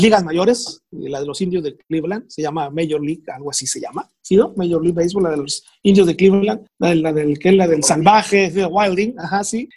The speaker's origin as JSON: {"language": "Spanish", "town": "Culiacán", "region": "Sinaloa", "country": "Mexico", "said": "soy de Culiacán."}